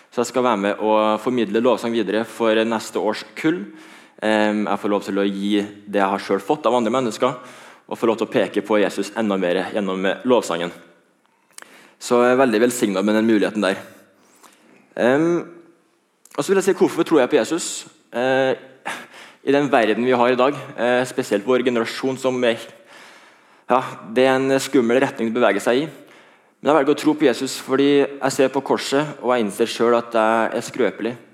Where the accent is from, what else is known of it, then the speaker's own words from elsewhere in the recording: Trondheim, Trøndelag, Norway; hører at jeg ikke er fra Karmøy, jeg er fra Trondheim.